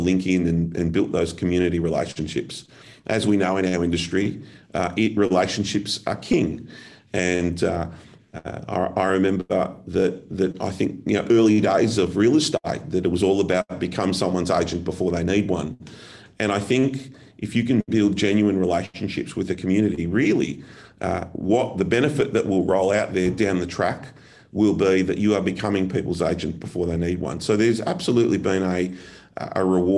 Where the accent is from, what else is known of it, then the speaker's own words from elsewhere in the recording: Melbourne, Victoria, Australia; From Melbourne